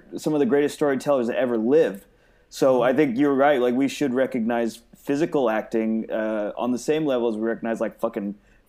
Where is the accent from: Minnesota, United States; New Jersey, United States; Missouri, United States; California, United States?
California, United States; Bay Area; I'm from the Bay Area.